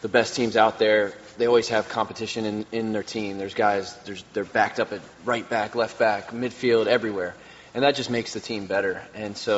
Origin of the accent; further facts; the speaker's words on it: Maryland, United States; growing up in Maryland